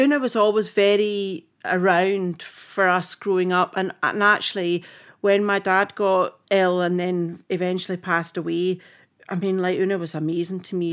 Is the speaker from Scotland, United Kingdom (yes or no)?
yes; Fintry, Scotland, United Kingdom; accent: Scottish; moved away as an adult; also born or lived in Edinburgh / Glasgow; now in Cape Town, South Africa; I was born in Edinburgh, um, and my dad wanted us to be brought up in the country, so we moved to Fintry in Stirlingshire.